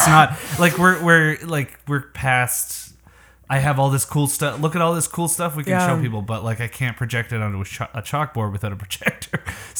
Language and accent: English; Canada; I'm Canadian